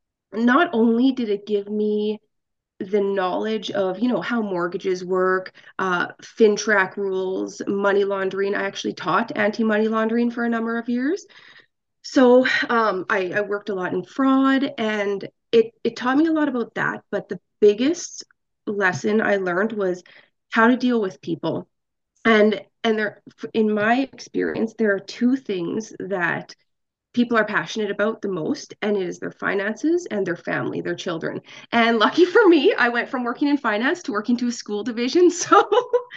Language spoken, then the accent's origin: English; Alberta, Canada; I am born and raised in Alberta